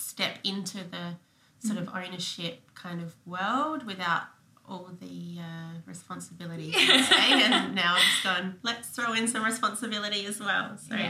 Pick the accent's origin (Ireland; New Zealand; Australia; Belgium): Australia; North Haven, South Australia; I grew up in North Haven.